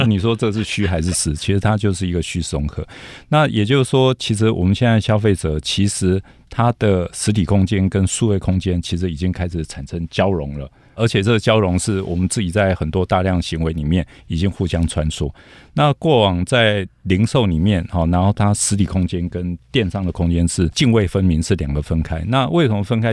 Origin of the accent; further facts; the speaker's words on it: Taiwan; 我们台湾人比较不竞争导向啊，好像比较没有狼性啊。